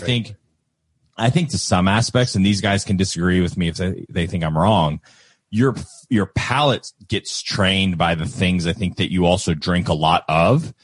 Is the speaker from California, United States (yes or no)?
no; Kentucky, United States; we're from Kentucky